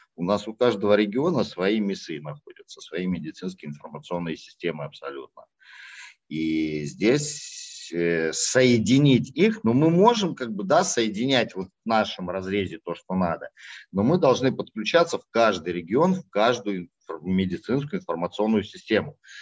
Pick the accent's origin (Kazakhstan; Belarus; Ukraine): Kazakhstan; now in Russia; я родился в Казахстане